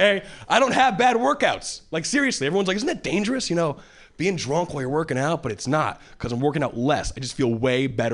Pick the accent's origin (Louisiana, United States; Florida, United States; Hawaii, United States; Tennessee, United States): Hawaii, United States; moved away as an adult; now in Boston, United States; Originally I was born and raised in Hawaii.